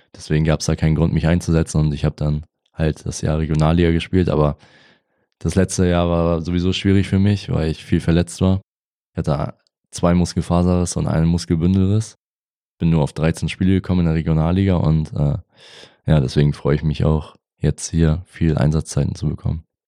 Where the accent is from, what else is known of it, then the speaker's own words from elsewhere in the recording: near Rendsburg, Schleswig-Holstein, Germany; moved away; Also ich komme ja gebürtig aus der Nähe von Rendsburg, das ist in Schleswig-Holstein.